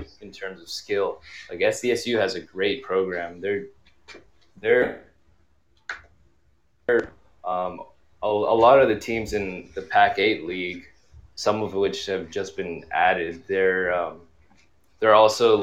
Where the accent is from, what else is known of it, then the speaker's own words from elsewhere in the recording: China; moved away; I actually grew up playing hockey in China.